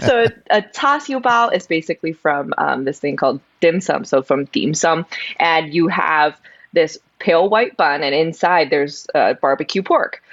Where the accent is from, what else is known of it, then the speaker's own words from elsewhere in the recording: San Gabriel, California, United States; I grew up in in California, the LA area